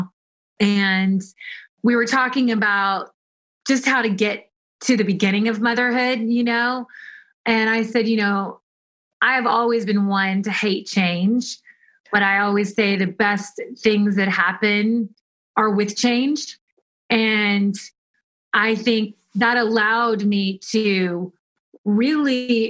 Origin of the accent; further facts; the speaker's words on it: Kentucky, United States; moved away as an adult; also born or lived in Tennessee / New York / Europe; I'm from Kentucky